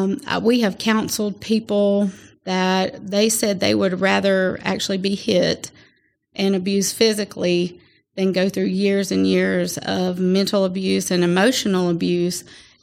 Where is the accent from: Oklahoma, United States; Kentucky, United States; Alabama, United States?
Alabama, United States; Atmore; and then I was raised in Atmore, so here, so I'm from this area.